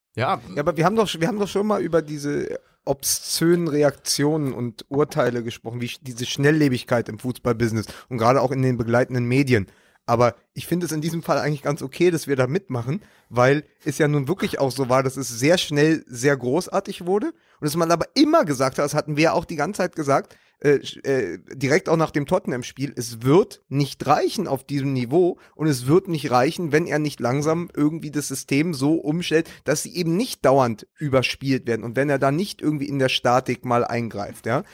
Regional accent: Berlin, Germany; als Berliner, als Hertaner

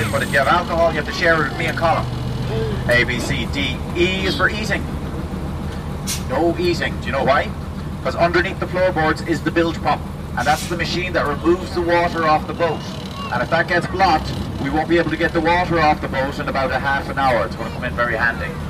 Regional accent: Switzerland; from Switzerland.

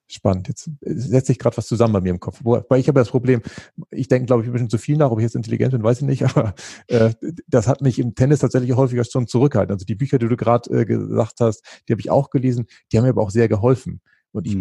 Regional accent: Northern Germany, Germany; Ich bin ja als, als Norddeutscher

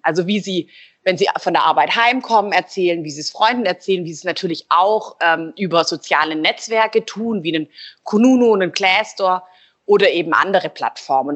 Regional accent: Stuttgart, Baden-Württemberg, Germany; Ich bin ähm, ursprünglich ähm, Stuttgarterin und bin auch hier wieder

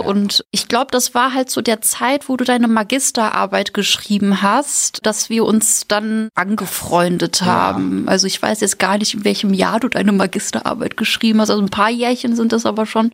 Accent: Münster, North Rhine-Westphalia, Germany; moved away as an adult; now in Mainz, Germany; Also es ist zwar eine Studentenstadt, aber wenn man da aufgewachsen ist

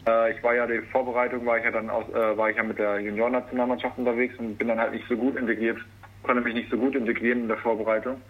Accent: Hasloch, Rhineland-Palatinate, Germany; moved away; also born or lived in northern Germany; eigentlich bin ich gebürtiger Rheinland-Pfälzer, aber das ist dann doch schon äh, die kleine Strecke von, von Erlangen mir in die Heimat nach Hasloch

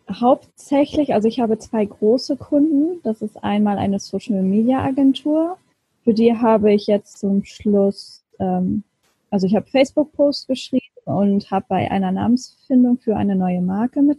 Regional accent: Lower Saxony, Germany; now in Hamburg, Germany; ich bin eigentlich eine Niedersächsin und mhm. äh, bin leider keine Original-Hamburgerin. bin auch dazugezogen.

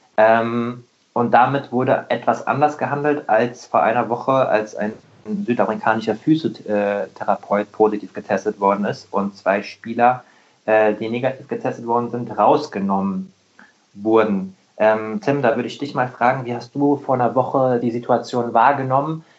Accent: Rheingau, near Wiesbaden, Hesse, Germany; Ich bin auch äh, Hesse, ich komme ich komm aus dem Rheingau äh, bei Wiesbaden

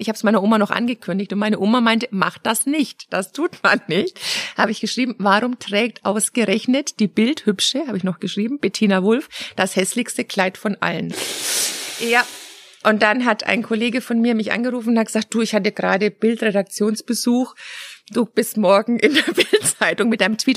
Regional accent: Germany; als Deutscher

